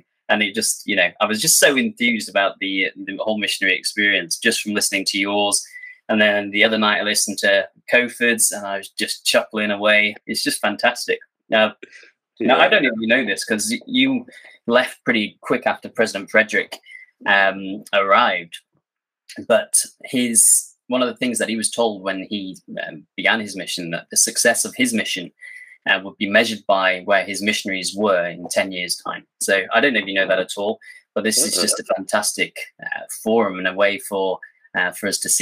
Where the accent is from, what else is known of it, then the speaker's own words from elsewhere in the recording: Cheshire, North West England, United Kingdom; I basically grew up in Cheshire from kind of about six